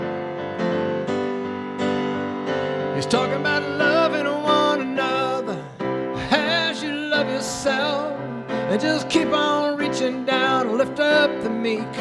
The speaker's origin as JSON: {"language": "English", "region": "Texas", "country": "United States", "said": "I'm from Texas"}